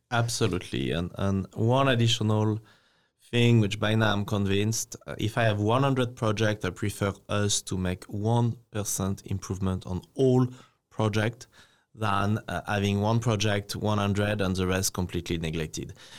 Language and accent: English; France; now in Taiwan